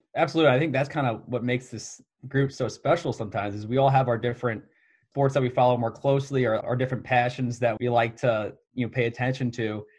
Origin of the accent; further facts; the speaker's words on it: St. Louis, Missouri, United States; Myself being from Saint Louis